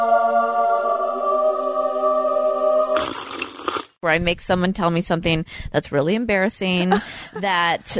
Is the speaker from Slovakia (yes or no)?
no; Canada; now in Nashville, United States; I'm also Canadian